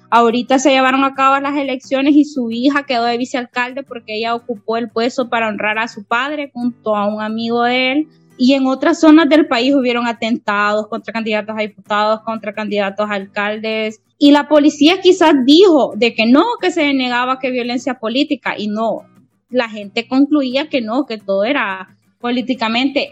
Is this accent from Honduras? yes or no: yes; Honduras; lo digo como hondureña